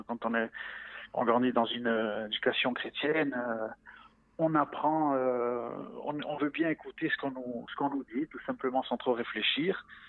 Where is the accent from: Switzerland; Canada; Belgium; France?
France; Ajaccio, Corsica; moved away as an adult; now in Israel; j'ai grandi en Corse. Je suis né à Ajaccio dans une famille corse à 100%